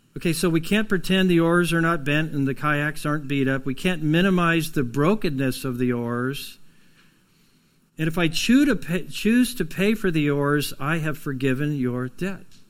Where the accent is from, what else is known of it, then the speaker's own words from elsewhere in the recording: United States; We're from Lawrence County down south of here.